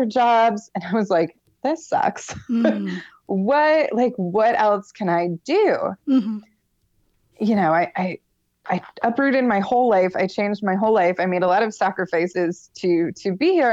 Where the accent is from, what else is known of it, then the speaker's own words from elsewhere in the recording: Florida, United States; moved away as an adult; also born or lived in Michigan; I'm originally from Michigan. I moved to Florida when I was about 7. Mm-hmm. And I lived there until I was 23-ish